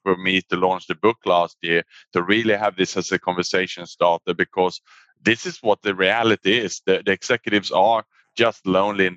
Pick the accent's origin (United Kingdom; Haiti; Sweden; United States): Sweden; moved away as an adult; also born or lived in Australia / Asia; now in Singapore; I was born in Sweden, and then I actually went to study in Australia at university.